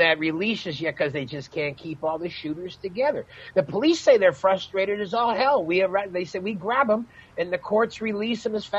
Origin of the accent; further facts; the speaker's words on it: Chicago, Illinois, United States; growing up in Chicago